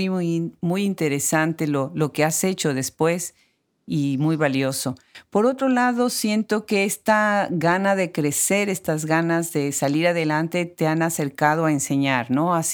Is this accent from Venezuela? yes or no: no; Mexico; Sí, soy mexicana